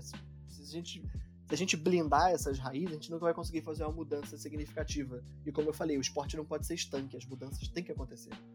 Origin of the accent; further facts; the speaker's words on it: Brazil; como brasileiro